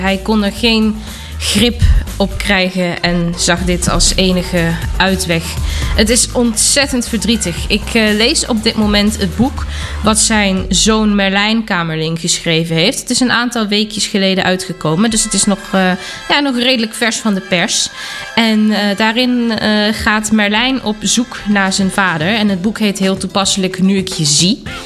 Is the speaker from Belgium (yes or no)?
no; Germany; kom ik uit Duitsland